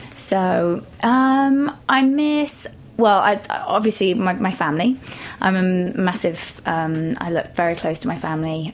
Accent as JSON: {"language": "English", "area": "Shropshire", "region": "West Midlands", "country": "United Kingdom", "tie": "born or raised there", "also_born_or_lived": "London", "moved": "as an adult", "lives_now": "New York, United States", "said": "Shropshire, um, so it's kind of on the border of the Midlands"}